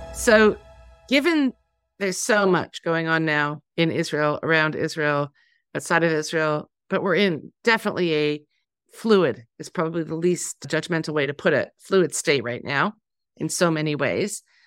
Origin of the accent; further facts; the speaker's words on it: Canada; I'm Canadian